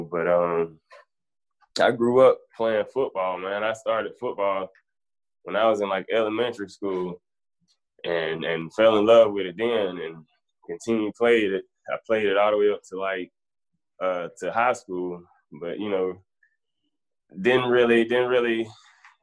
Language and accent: English; Bainbridge, Georgia, United States; born and raised in Bainbridge, Georgia, 229